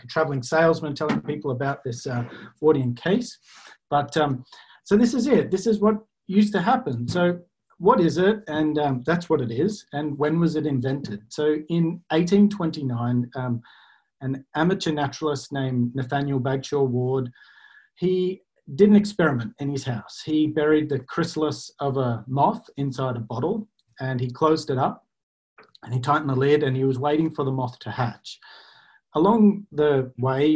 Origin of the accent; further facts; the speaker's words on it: Australia; I'm Australian, as you can hear